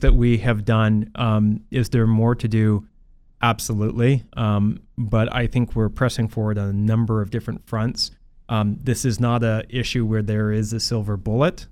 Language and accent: English; Port Coquitlam, British Columbia, Canada; being the mayor of Port Coquitlam. Uh, it's my hometown. It's the city I've lived in my entire life.